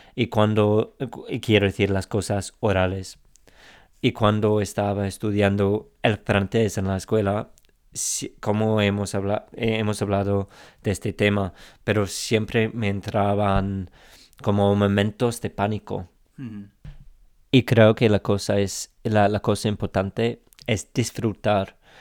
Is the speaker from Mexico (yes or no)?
no; England, United Kingdom; Spanish is a second language